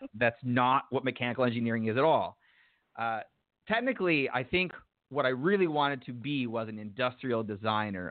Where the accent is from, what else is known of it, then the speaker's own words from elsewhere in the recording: United States; growing up in the United States